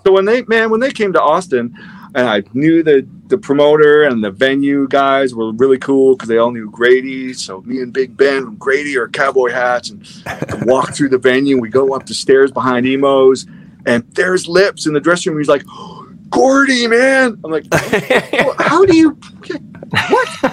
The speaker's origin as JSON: {"language": "English", "town": "Winnipeg", "region": "Manitoba", "country": "Canada", "tie": "born or raised there", "also_born_or_lived": "Toronto", "moved": "yes", "lives_now": "Texas, United States", "said": "I was born in Winnipeg."}